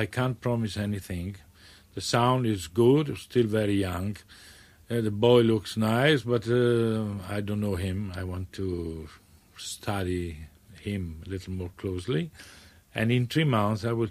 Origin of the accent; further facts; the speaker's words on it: Bassano del Grappa, Veneto, Italy; English is a second language; moved away; Bassano del Grappa, yes. It's a lovely, romantic, medieval town with a beautiful river and a marvelous mountain all around. Mm-hmm. And the Grappa is the mountain number one, very historical, and that's give the name to my hometown.